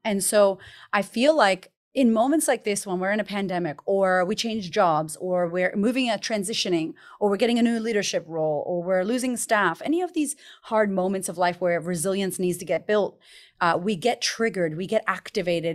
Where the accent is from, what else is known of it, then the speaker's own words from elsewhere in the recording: Boston, Massachusetts, United States; I grew up in America, in Boston, Massachusetts